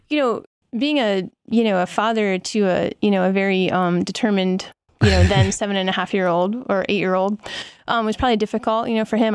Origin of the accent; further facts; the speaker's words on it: Lehigh Valley, Pennsylvania, United States; moved away as an adult; now in Colorado, United States; I grew up in the Lehigh Valley of Pennsylvania, which is in eastern Pennsylvania, um, about an hour and a half north of Philadelphia.